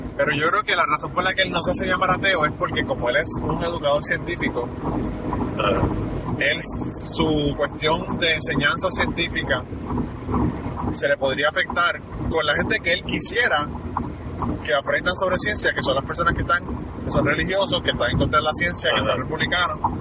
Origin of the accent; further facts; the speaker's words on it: Utuado, Puerto Rico; moved away; nosotros somos de Utuado. Y Utuado no es San Juan, no es apartamento y asfalto